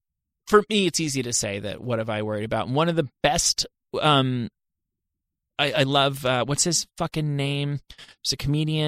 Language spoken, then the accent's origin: English; New Jersey, United States; moved away; I'm from New Jersey.